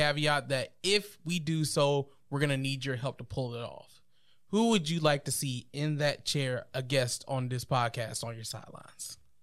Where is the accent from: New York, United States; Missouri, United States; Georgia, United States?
Georgia, United States; Columbus; as a kid growing up in Columbus